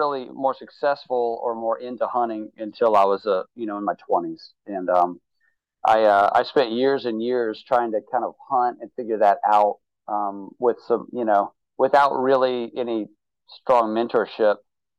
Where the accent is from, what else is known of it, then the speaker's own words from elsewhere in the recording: Mobile, Alabama, United States; I'm from South Alabama. I would go hunting with my dad and everything.